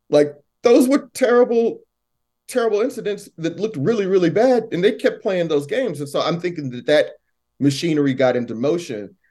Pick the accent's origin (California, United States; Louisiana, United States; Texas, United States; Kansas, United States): Texas, United States; Missouri City; from Missouri City